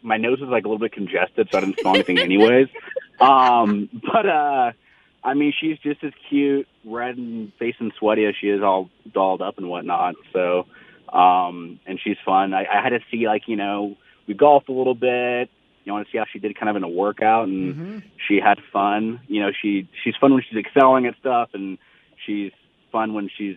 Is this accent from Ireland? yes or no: no; Texas, United States; moved away; we're both from Texas